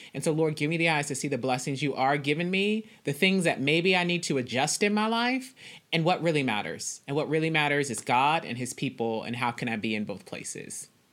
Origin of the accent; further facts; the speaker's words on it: Dallas, Texas, United States; I am from Dallas, Texas. I currently live in Dallas